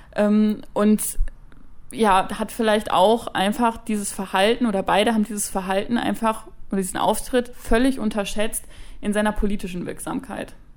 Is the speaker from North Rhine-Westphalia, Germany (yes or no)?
yes; Dortmund, North Rhine-Westphalia, Germany; weil ich komme aus Dortmund und bin BVB-Fan